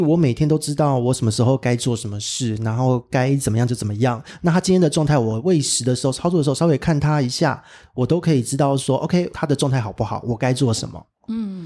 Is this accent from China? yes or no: no; Taipei, Taiwan; 因为我是台北人，就完全没有感受到那么强烈的地震